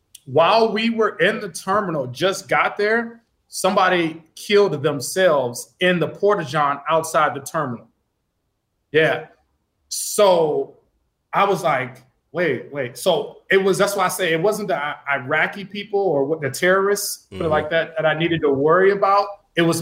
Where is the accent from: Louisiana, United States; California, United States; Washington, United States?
Louisiana, United States; Alexandria; moved away as an adult; also born or lived in Arizona; growing up in Louisiana